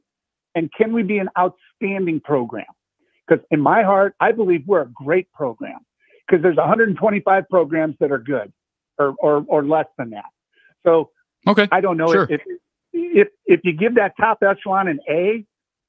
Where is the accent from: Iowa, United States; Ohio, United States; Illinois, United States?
Iowa, United States; I grew up in Four City. I went to school at Luther